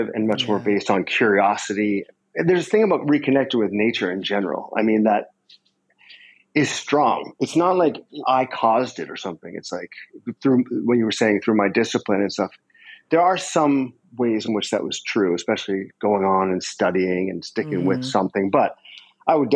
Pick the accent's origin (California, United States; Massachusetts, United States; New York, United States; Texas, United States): Massachusetts, United States; Concord; I grew up in Massachusetts near Walden Pond